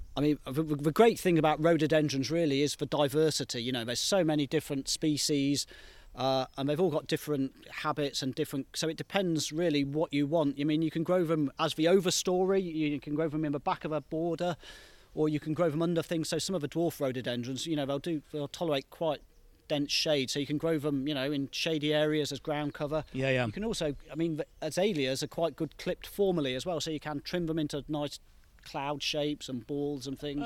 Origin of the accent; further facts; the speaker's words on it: United Kingdom; I grew up in the Midlands